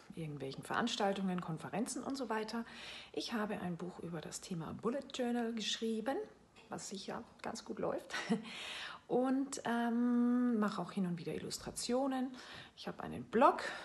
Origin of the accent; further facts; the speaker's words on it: Salzburg, Austria; moved away as an adult; also born or lived in France; now in Bremen, Germany; Ich lebe in Bremen, bin aber gebürtige Österreicherin. Ich bin in Salzburg geboren